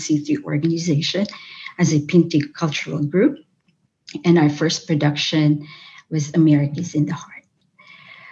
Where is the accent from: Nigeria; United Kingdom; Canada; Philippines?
Philippines; moved away as an adult; also born or lived in Chicago, United States; now in United States; I came from the Philippines